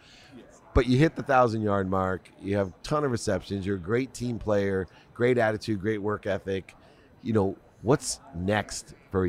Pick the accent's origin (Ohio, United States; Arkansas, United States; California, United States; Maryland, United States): Ohio, United States; Akron; I grew up in Ohio, Akron, Ohio, not too far from Toledo.